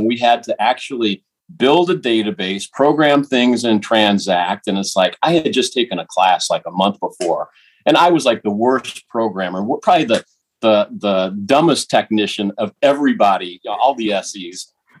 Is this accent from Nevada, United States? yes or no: yes; Las Vegas, Nevada, United States; moved away; I grew up in Las Vegas. I lived in Vegas from 69 to 79.